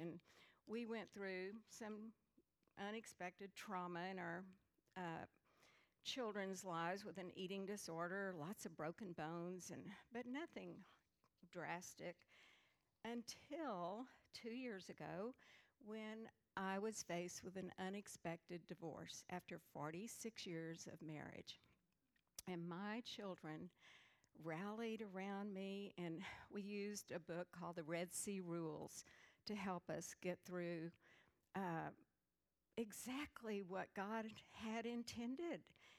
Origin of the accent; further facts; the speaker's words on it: San Antonio, Texas, United States; I grew up in San Antonio with four brothers. I'm in the middle. Loving parents. I thought they seemed a little nomadic at times because we moved 10 times before seventh grade.